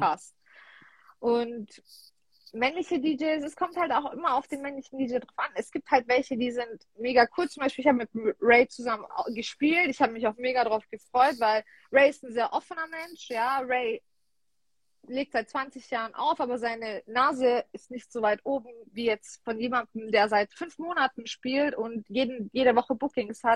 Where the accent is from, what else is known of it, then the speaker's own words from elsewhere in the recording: Heilbronn, Baden-Württemberg, Germany; Ich komme aus Heilbronn, also Raum Stuttgart.